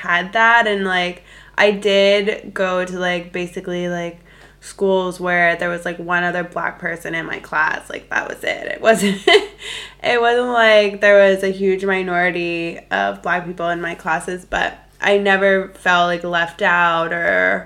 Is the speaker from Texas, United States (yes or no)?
no; South Florida, United States; moved away as an adult; also born or lived in Madrid; we're both from South Florida